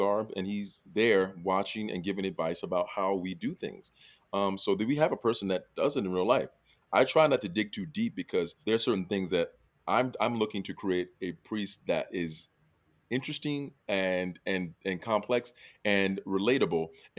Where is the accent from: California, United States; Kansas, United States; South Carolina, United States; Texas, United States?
South Carolina, United States; When I was younger and growing up in South Carolina